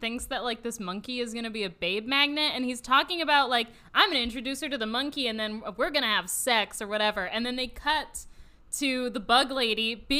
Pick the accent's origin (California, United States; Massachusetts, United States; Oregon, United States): California, United States; Orange County; I am from Orange County.